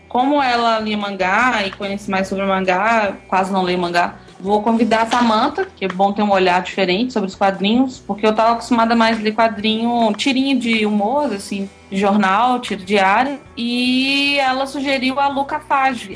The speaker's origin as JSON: {"language": "Portuguese", "town": "Eunápolis", "region": "Bahia", "country": "Brazil", "moved": "yes", "lives_now": "Belo Horizonte, Brazil", "said": "eu sou do interior da Bahia, cidade chama Eunápolis."}